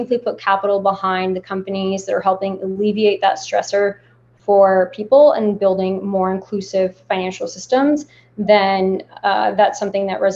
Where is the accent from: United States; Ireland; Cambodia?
United States; I was born in the States, but my entire extended family and parents are from Lebanon.